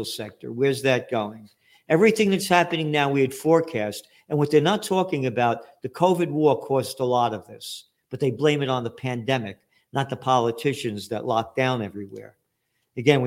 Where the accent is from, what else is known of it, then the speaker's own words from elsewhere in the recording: United States; I'm an American